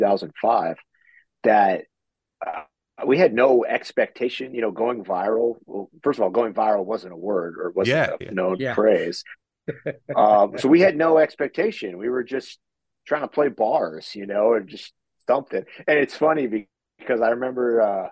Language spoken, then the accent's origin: English; Fallbrook, California, United States; I grew up in Fallbrook, which is right off the North Gate at Camp Pendleton